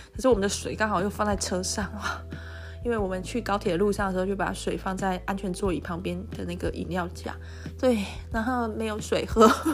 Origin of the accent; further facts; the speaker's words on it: Taiwan; 跟我们台湾人不一样的长相